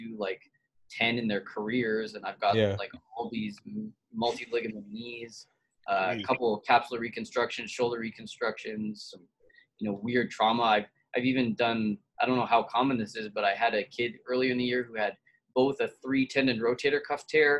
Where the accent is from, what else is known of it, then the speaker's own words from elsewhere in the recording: Canada; now in Texas, United States; The Canadians think I talk like a Texan, and the Texans still can tell that I'm Canadian, but not all the time. I'm blending in.